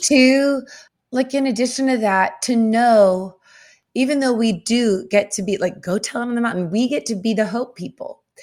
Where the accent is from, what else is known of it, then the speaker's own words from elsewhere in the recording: the South, United States; I grew up in the South